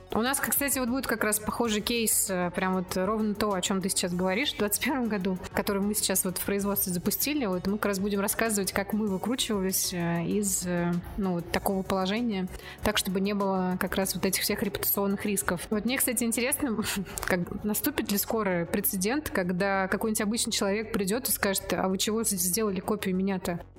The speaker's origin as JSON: {"language": "Russian", "region": "Mari El", "country": "Russia", "said": "Я из Мариэл"}